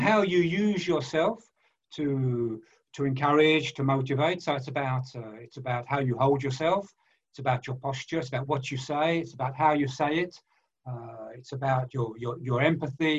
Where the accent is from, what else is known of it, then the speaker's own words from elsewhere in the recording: London, United Kingdom; moved away as an adult; now in France; I was born in East End of London. I went to uh, what we call a, uh, in those days a factory fodder school